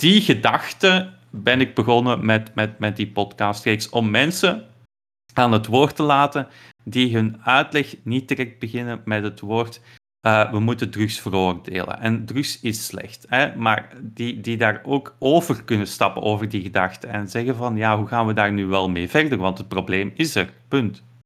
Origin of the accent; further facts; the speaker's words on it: Belgium; wij als Belgen